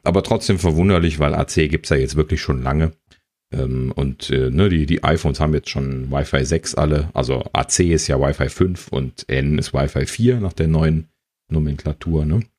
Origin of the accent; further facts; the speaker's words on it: Germany; als Deutscher